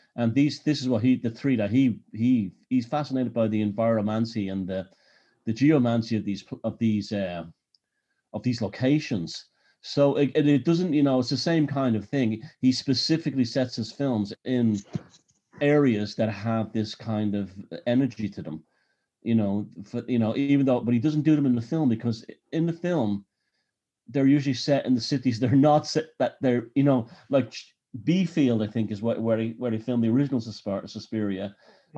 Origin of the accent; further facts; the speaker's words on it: Dublin, Leinster, Ireland; I grew up in Dublin